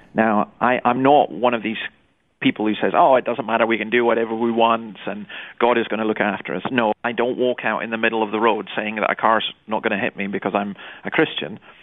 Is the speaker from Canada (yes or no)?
no; Scotland, United Kingdom; I grew up in Scotland